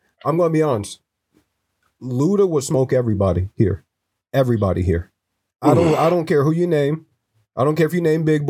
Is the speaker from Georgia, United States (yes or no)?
yes; Fayetteville, Georgia, United States; I'm from Fayetteville.